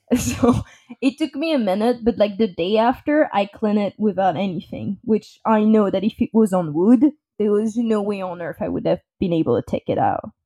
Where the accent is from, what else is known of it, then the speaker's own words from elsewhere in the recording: France; English is a second language; moved away as an adult; now in United States; I was born and raised in France. Uh, I moved to the U S three years ago